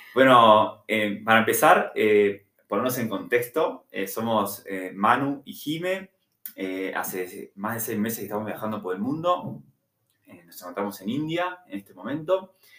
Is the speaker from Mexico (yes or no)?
no; Montevideo, Uruguay; moved away as an adult; que tengo 35 años, soy de Montevideo, Uruguay